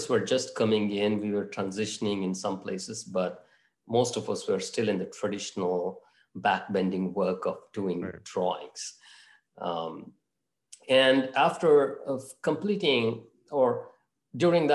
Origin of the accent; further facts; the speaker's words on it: Mangalore, Karnataka, India; moved away as an adult; also born or lived in Bangalore; now in Miami, United States; My hometown is actually Mangalore